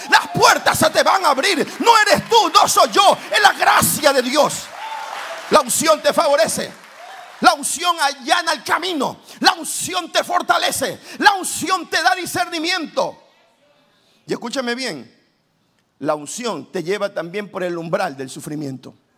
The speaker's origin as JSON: {"language": "Spanish", "town": "Guayaquil", "region": "Guayas", "country": "Ecuador", "said": "Soy guayaquileño, madera de guerrero. Vengo de Guayaquil, una ciudad caliente, el puerto principal de mi país, Ecuador"}